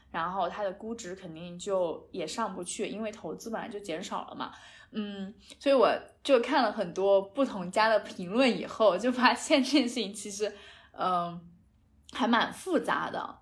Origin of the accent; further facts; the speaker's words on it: a county-level city of Hangzhou, Zhejiang, China; moved away as an adult; now in Dubai, United Arab Emirates; 我们俩其实算是杭州的县级市来的嘛